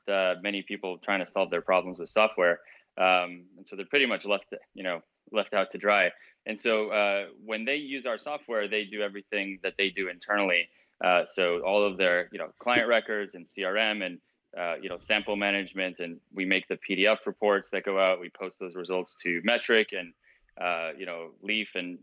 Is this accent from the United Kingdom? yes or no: no; Mexico; moved away; I grew up in Mexico. I'm American and Mexican, and living in Mexico